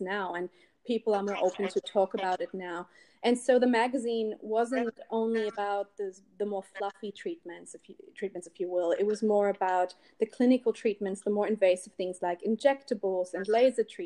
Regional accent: Berlin, Germany; English is a second language; moved away; I'm from Berlin originally, in case you can't tell from my accent.

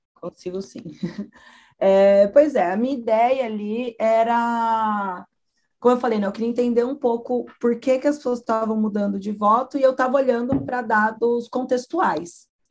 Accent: São Paulo, Brazil; cresci em São Paulo

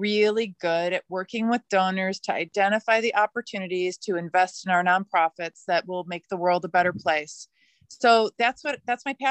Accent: Midwest, United States; now in Oregon, United States; I grew up in the Midwest of the United States.

